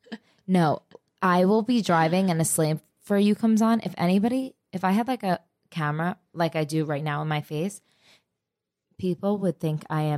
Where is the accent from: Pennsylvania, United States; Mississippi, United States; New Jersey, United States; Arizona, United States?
New Jersey, United States; But I'm from Jersey.